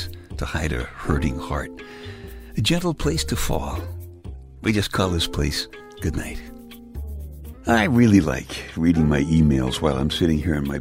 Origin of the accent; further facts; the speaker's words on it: New York City, New York, United States; section of Brooklyn, New York